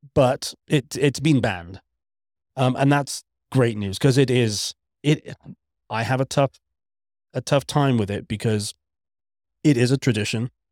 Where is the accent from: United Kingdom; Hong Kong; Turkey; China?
United Kingdom; Wales; I'm Welsh, not British